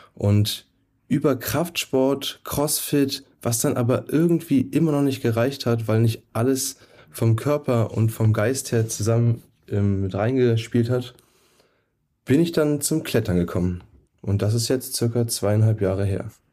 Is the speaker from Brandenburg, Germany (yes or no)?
yes; Brandenburg, Germany; moved away; also born or lived in Nuremberg; in Brandenburg, wo ich herkomme.